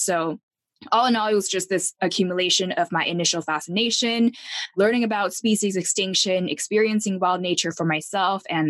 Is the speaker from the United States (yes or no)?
no; Taipei, Taiwan; moved away; I grew up in Taipei, Taiwan